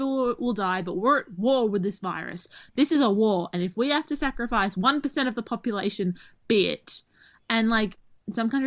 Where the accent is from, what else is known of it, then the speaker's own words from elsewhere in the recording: Australia; we tend to slur and speak fast because we're Australian